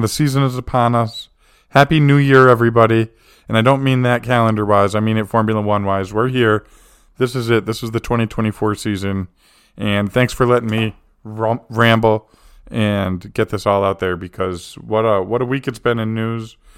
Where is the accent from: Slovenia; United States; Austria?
United States; as an American sports fan